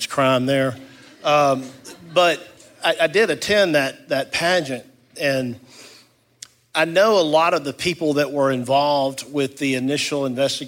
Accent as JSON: {"language": "English", "town": "Tifton", "region": "Georgia", "country": "United States", "tie": "born or raised there", "said": "I grew up in Tifton, just a few miles away"}